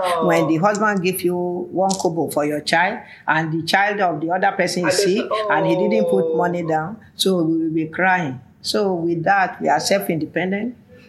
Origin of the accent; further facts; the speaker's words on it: Oshogbo, Osun, Nigeria; So we are now from Oshogbo alone.